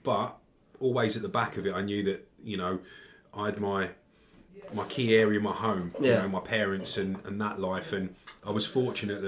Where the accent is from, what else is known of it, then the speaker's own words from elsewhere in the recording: Enfield, North London, Scotland, United Kingdom; So originally born and bred in Enfield in North London.